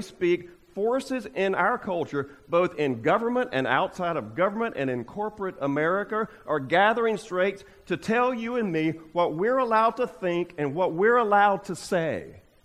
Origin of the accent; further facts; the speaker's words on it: United States; we as American Christians